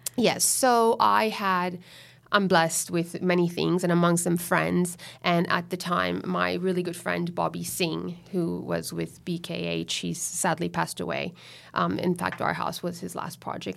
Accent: Miami, Florida, United States; now in Sydney, Australia; mother's Venezuelan, and I grew up in Miami, in Florida, so that makes me a U S citizen

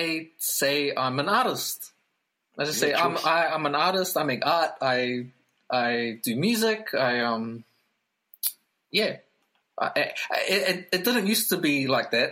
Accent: Hamilton, Waikato, New Zealand; also born or lived in Auckland; I was born in Auckland, moved down to Hamilton, and was raised in Hamilton

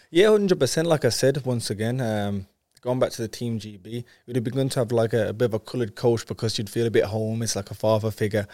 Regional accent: Wolverhampton, West Midlands, United Kingdom; I'm from Wolverhampton, but uh, my dad's background is Jamaican

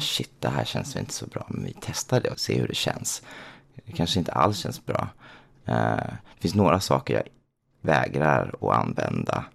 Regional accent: Småland, Sweden; now in Stockholm, Sweden; Och jag är uppväxt i Småland.

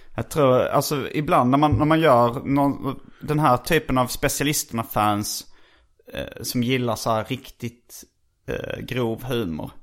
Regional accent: Skåne, Sweden; moved away as an adult; jag kom ju från Skåne, så det var ju först när jag flyttade hit i tjugoårsåldern

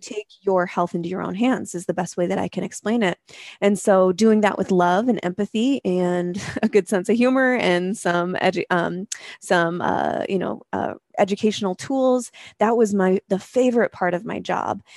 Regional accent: Spokane, Washington, United States; moved away as an adult; also born or lived in Seattle; moved back to my hometown of Spokane, Washington, um, from Seattle

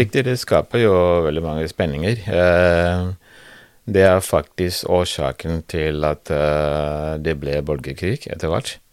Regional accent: Liberia; Norwegian is a second language; now in Norway; jeg kom eh, født og oppvokst i Liberia

